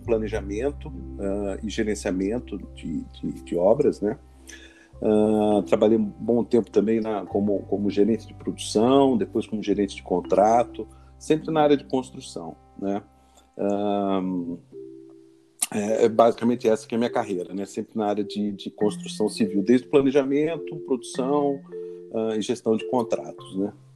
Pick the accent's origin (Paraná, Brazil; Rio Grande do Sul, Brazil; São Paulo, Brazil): São Paulo, Brazil; Rio Claro; moved away as an adult; now in São Paulo, Brazil; Eu sou do interior de São Paulo, né? Eu sou de Rio Claro e vim fazer faculdade aqui em 86.